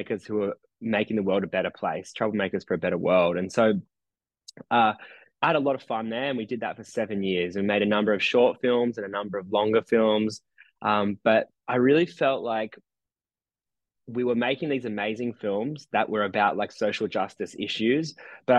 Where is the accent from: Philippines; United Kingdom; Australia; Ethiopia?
Australia; Nowra, New South Wales; moved away as an adult; also born or lived in New York; now in Nowra, Australia; my hometown of Nowra on the south coast of New South